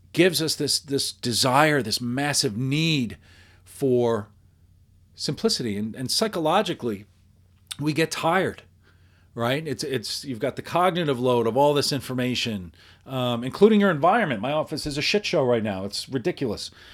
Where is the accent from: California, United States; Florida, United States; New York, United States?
New York, United States; I, I grew up in New York, in the Northeast, and, and around here